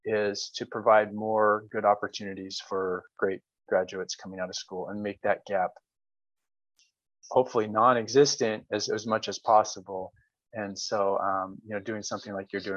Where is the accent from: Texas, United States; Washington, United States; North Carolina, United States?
Washington, United States; Olympia; also born or lived in Flagstaff, Arizona / Los Angeles, California; I grew up in Olympia, Washington.